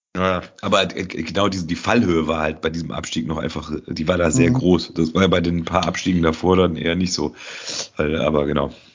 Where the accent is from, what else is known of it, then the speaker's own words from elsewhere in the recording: Cologne, North Rhine-Westphalia, Germany; als Kölner in Köln